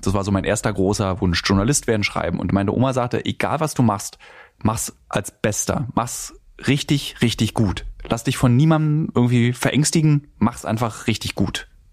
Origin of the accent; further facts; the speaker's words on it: Berlin, Germany; ich als Berliner habe natürlich einen enormen Vorteil gegenüber den vielen anderen und ihrem Verhältnis zu den Eltern. Wir konnten uns nie entfremden. Meine Eltern und ich, wir haben seit meiner Geburt im Radius von zehn Minuten öffentliches Verkehrsmittel und 20 Minuten Laufen gewohnt